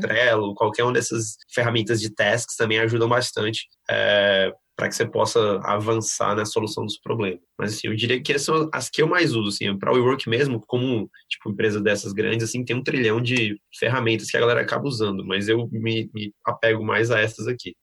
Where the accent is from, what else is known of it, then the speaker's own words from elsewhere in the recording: Fortaleza, Ceará, Brazil; moved away as an adult; now in São Paulo, Brazil; sou de Fortaleza, do Ceará, tô, moro aqui em São Paulo aí já faz uns seis anos